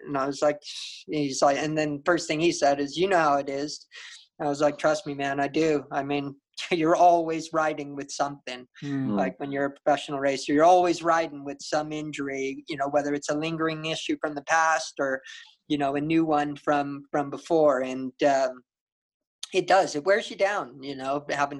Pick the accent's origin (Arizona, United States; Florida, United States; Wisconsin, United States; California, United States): California, United States; San Diego; in my home state, in my hometown in San Diego